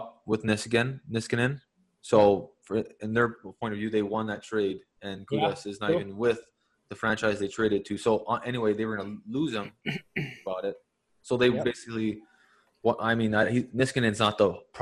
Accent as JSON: {"language": "English", "country": "Canada", "said": "I'm the Canadian guy"}